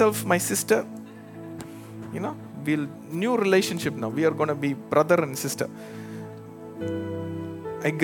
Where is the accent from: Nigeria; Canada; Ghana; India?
India; moved away as an adult; now in United States